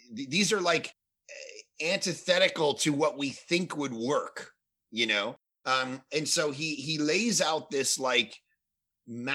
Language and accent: English; Toronto, Ontario, Canada; moved away as an adult; now in Vancouver, Canada; I grew up in Toronto and we moved out to Vancouver, British Columbia